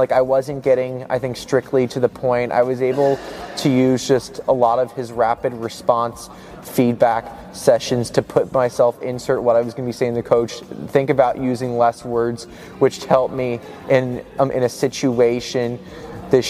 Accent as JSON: {"language": "English", "town": "Bethesda", "region": "Maryland", "country": "United States", "also_born_or_lived": "Boston, Massachusetts", "moved": "as an adult", "said": "I'm originally from Bethesda, Maryland, but I'm moving to Boston, Massachusetts"}